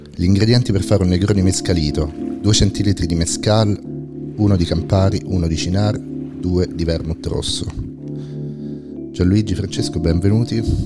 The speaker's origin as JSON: {"language": "Italian", "town": "Rome", "region": "Lazio", "country": "Italy", "tie": "born or raised there", "said": "io che sono cresciuto a Roma"}